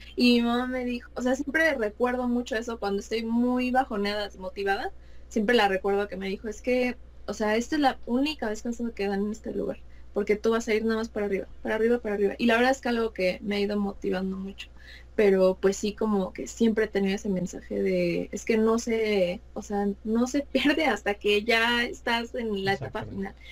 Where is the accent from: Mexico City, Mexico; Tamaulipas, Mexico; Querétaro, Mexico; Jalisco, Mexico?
Mexico City, Mexico; soy de la Ciudad de México